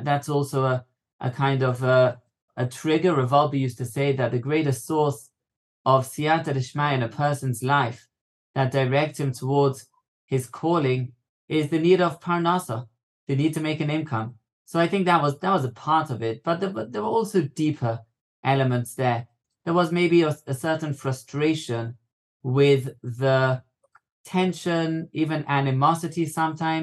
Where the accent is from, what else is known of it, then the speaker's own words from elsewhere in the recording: London, United Kingdom; moved away as an adult; now in Israel; I grew up in London in a community in Hendon. Hendon is a part of Northwest London